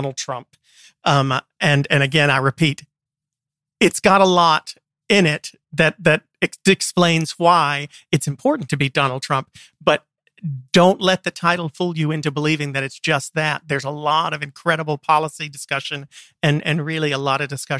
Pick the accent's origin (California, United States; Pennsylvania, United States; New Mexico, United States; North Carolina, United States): North Carolina, United States; the Triangle; I grew up in the Triangle